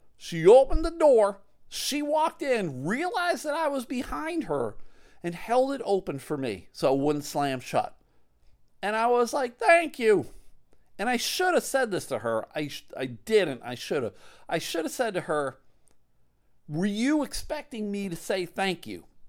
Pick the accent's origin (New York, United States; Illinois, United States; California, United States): New York, United States; Clarence; moved away; also born or lived in Buffalo, New York / Massachusetts; I grew up right outside of Buffalo in Clarence, New York